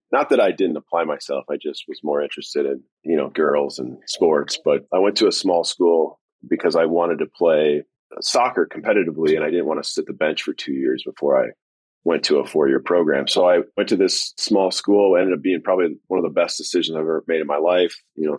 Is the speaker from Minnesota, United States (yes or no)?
yes; Minnesota, United States; moved away as an adult; also born or lived in Northern Indiana; I grew up in Minnesota. Yeah, I moved to Northern Indiana in 2000.